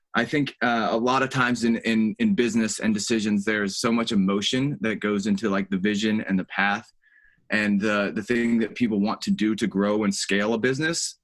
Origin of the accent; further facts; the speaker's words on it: Charlotte, North Carolina, United States; moved away as an adult; also born or lived in Columbia, South Carolina; now in Charleston, United States; I grew up in Charlotte, North Carolina